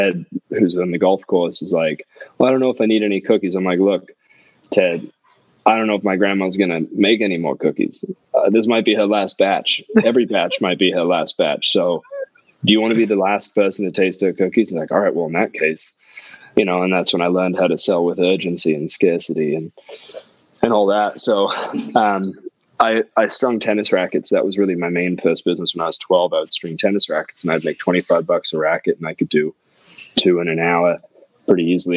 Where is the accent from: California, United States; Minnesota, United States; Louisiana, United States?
California, United States; also born or lived in England; now in Santa Monica, United States; I grew up in California and in England.